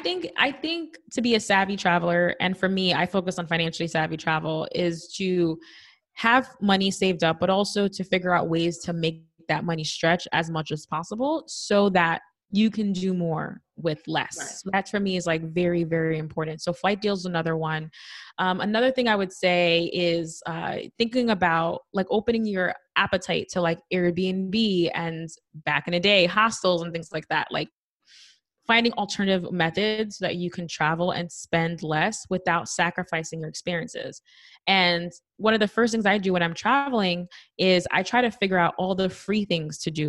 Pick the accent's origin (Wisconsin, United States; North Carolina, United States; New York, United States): New York, United States; New York City; I'm from the Bronx